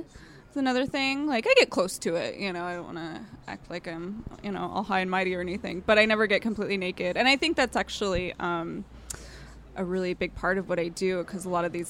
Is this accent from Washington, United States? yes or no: yes; Vancouver, Washington, United States; Vancouver, Washington.